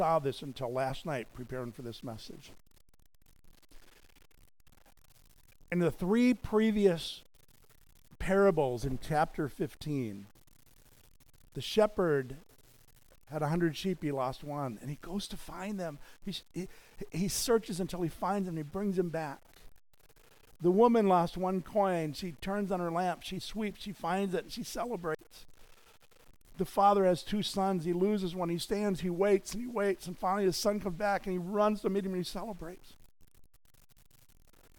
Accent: United States; here I was as an American pastor evangelist

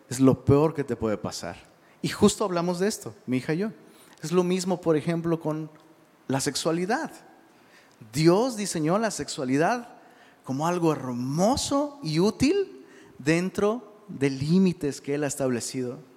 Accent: Mexico; Perdón, se nos conoce, porque pues, soy mexicano.

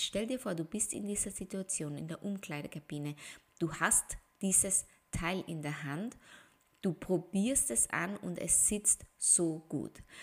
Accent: Austria; Ich bin Österreicherin

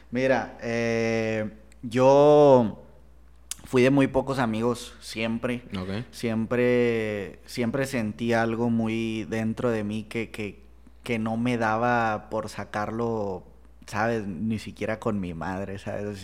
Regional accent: Monterrey, Nuevo León, Mexico; Soy de Monterrey, soy de Monterrey.

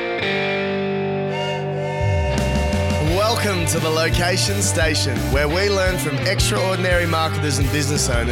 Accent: Newcastle, New South Wales, Australia; a social media agency in my hometown of Newcastle, New South Wales, Australia

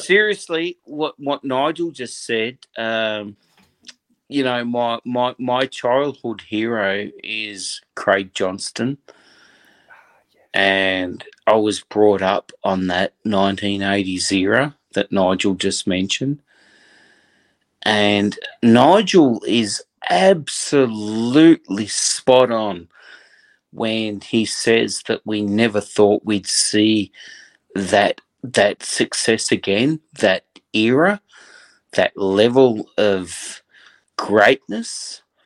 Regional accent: Australia; As an Australian that grew up

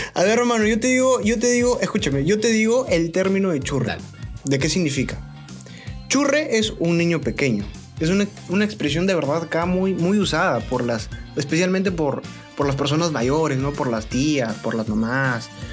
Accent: Piura, Peru

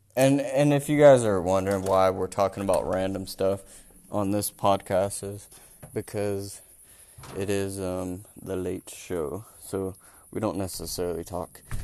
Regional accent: North Carolina, Alaska, United States; moved away as an adult; now in Germany; I was born and raised in North Carolina, and then grew grew up and went to high school in Alaska

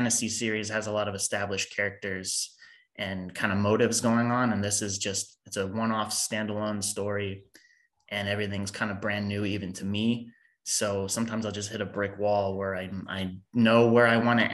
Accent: United States; I'm American.

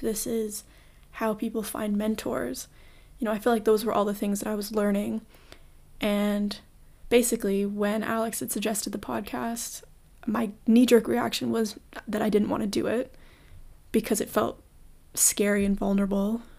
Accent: Toronto, Ontario, Canada; I was born and raised in Toronto

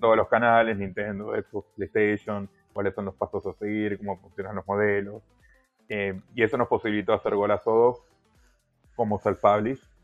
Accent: Argentina; nosotros, como argentinos o latinoamericanos

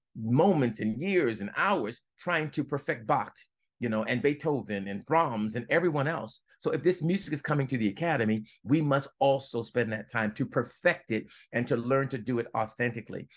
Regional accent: Baltimore, Maryland, United States; I'm from Baltimore, Baltimore, Maryland

